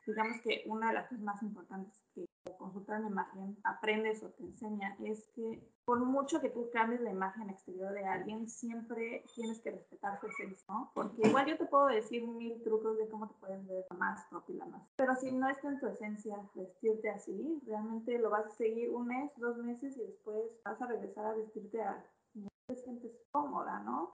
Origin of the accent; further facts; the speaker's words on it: Mexico City, Mexico; moved away as an adult; also born or lived in Milan, Italy; now in Auckland, New Zealand; soy de la Ciudad de México, pero igual, como decías, vivo en Auckland desde hace casi cuatro años